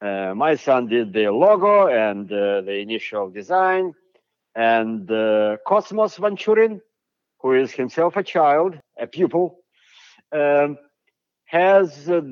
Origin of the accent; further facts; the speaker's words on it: United States; I am an American professor for the last 30 years